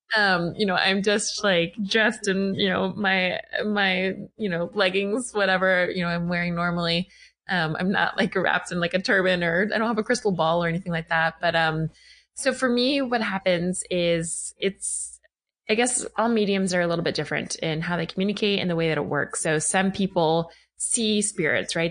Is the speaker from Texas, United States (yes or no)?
no; Atlanta, Georgia, United States; moved away as an adult; also born or lived in New York City, United States / Los Angeles, United States; I am home in Atlanta, which is my hometown